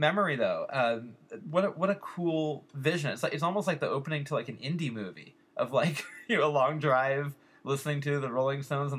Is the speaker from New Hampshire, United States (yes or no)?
no; Bay Area, California, United States; growing up in the Bay Area in the 80s